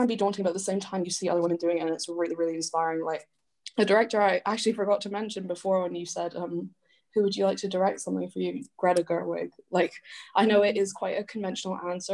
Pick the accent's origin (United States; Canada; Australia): Canada; now in United Kingdom; I grew up Canadian, but I am half English